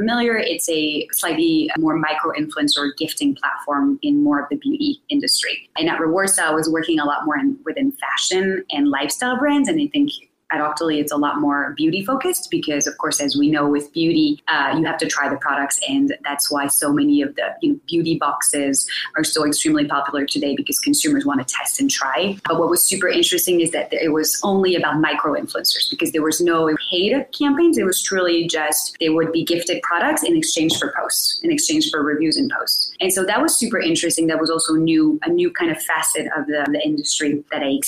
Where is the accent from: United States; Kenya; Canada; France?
France; I'm myself French-American. So I am from France originally